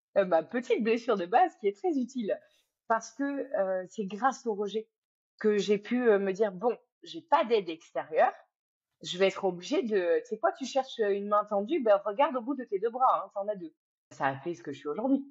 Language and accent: French; France; moved away as an adult; also born or lived in Cambodia / Thailand; j'ai quitté la France, je suis partie vivre euh, sept ans en Asie